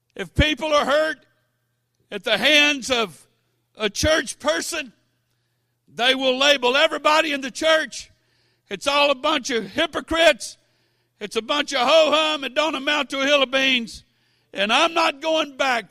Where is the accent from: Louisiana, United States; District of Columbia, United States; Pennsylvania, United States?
Louisiana, United States; Baton Rouge; I was born and raised in Baton Rouge